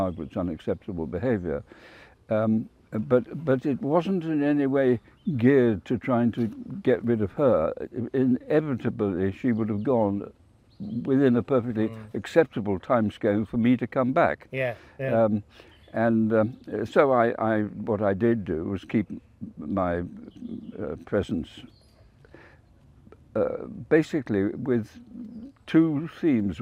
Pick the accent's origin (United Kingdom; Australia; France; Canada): United Kingdom; South Wales; moved away; I was brought up in South Wales